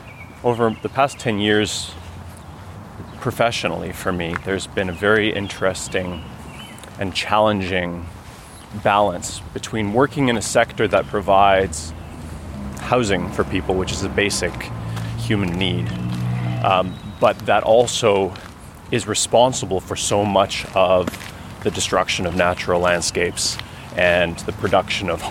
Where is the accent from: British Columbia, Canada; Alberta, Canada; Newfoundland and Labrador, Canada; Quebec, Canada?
Alberta, Canada; Canmore; now in Ottawa, Canada; I'm living in Ottawa now for 21 years, but I'm originally from Canmore, Alberta. Grew up there in the mountains.